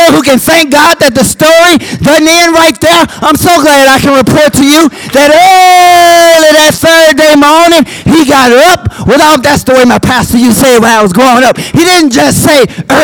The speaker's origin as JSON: {"language": "English", "town": "Birmingham", "region": "Alabama", "country": "United States", "also_born_or_lived": "Auburn / Michigan / Washington, D.C.", "moved": "as an adult", "said": "I came from Birmingham"}